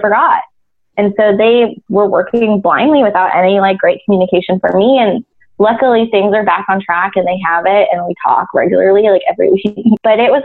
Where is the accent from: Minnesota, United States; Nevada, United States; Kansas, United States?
Nevada, United States; Las Vegas; I grew up in Las Vegas and K through 12, everything in my life happened there